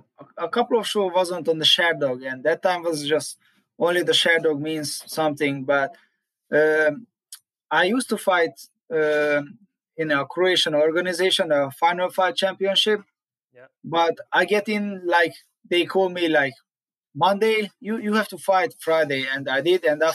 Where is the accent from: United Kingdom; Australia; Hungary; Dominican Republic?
Hungary; first language Hungarian; English is a second language; moved away as an adult; now in Florida, United States; I grew up in a small village